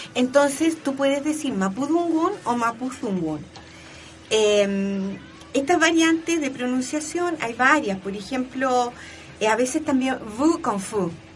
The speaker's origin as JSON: {"language": "Spanish", "country": "Chile", "said": "yo soy una chilena actual, que trabajo en la universidad"}